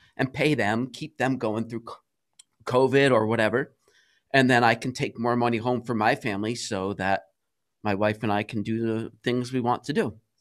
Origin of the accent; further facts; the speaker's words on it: Cranston, Rhode Island, United States; I'm from Cranston, Rhode Island.